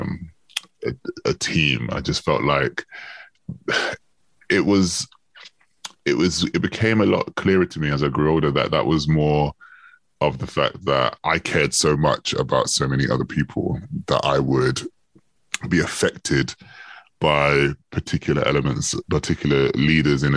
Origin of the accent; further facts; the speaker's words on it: London, United Kingdom; I grew up in Northwest London. I still live in Northwest London